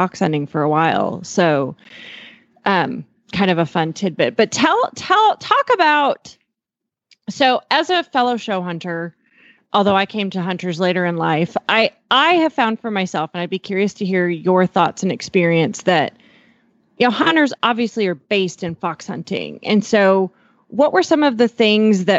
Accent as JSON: {"language": "English", "region": "Eastern Montana", "country": "United States", "tie": "born or raised there", "said": "I have a pretty Western background growing up in Eastern Montana"}